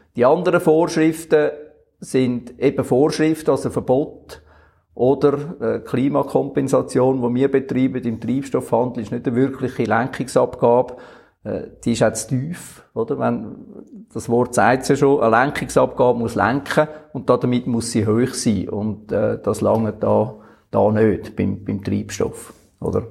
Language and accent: German; Switzerland; wir Schweizer